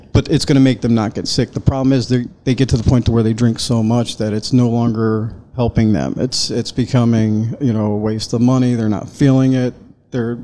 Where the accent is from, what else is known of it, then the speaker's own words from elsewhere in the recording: Reno, Nevada, United States; also born or lived in Hollywood, Florida; now in Florida, United States; Originally South Florida. I was born in Hollywood, Florida, but I was raised in Reno, Nevada. Reno, Tahoe.